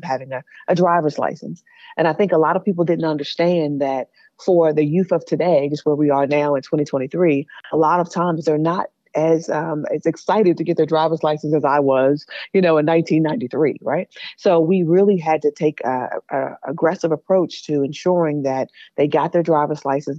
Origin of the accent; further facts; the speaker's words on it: Prince George's County, Maryland, United States; I grew up in Prince George's County.